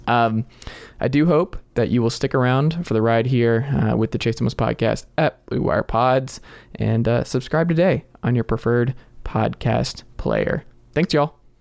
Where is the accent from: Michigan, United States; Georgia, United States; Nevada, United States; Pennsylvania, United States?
Georgia, United States; Stone Mountain; moved away as an adult; also born or lived in Tennessee; I am originally from Snow Mountain, Georgia, just outside of Atlanta